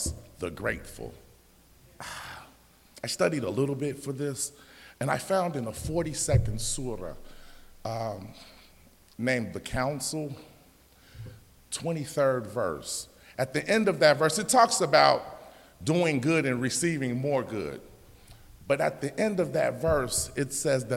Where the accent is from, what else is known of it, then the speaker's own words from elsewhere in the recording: Chicago, Illinois, United States; We're from Chicago